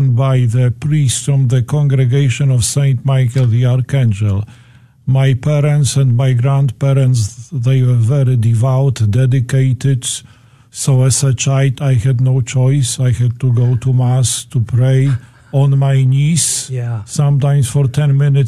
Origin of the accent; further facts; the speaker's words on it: Toruń, Kuyavian-Pomeranian Voivodeship, Poland; accent: Polish; English is a second language; I was born in Poland, in Toruń